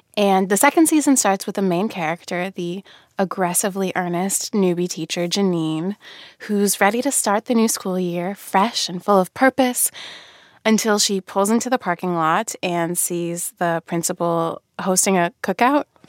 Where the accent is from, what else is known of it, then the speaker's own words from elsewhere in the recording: Radnor, Pennsylvania, United States; I grew up in Radnor, Pennsylvania, which is a suburb about ten miles outside the city